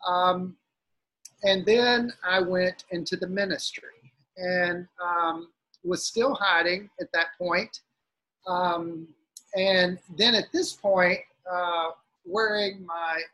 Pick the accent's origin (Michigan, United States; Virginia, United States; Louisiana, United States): Louisiana, United States; South; I grew up in South Louisiana